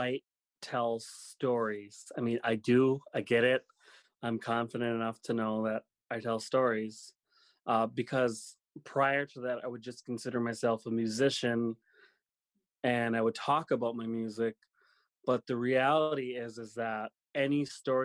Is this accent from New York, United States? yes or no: no; Lac du Flambeau Indian Reservation, northern Wisconsin, United States; moved away; we were all born and raised on the Lac du Flambeau Indian Reservation, which is in northern Wisconsin